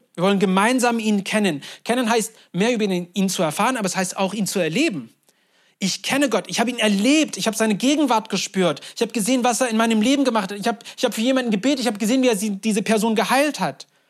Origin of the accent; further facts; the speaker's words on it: Turkey; moved away; Ich bin in der Türkei groß geworden